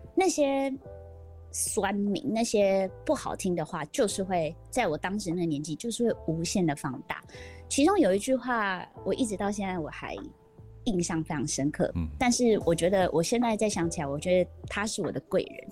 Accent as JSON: {"language": "Chinese", "town": "Vancouver", "region": "British Columbia", "country": "Canada", "tie": "born or raised there", "moved": "yes", "lives_now": "Taiwan", "said": "我在那边长大"}